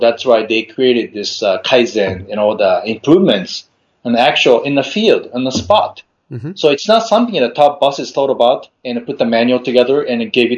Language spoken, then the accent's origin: English; Yamagata, Japan; moved away; also born or lived in Tokyo; my hometown, Yamagata